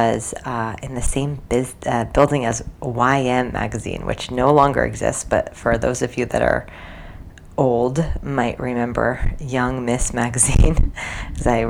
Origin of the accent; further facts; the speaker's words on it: New Jersey, United States; moved away as an adult; also born or lived in New York City, United States / China; I grew up in New Jersey